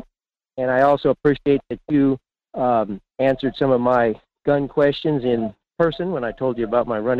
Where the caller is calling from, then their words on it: Fairbanks, Alaska, United States; in Fairbanks.